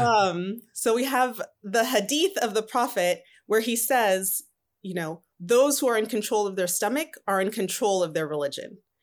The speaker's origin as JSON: {"language": "English", "region": "Southern California", "country": "United States", "tie": "born or raised there", "also_born_or_lived": "Atlanta, Georgia", "said": "So I grew up in Southern California all my life. I consider myself a Cali girl."}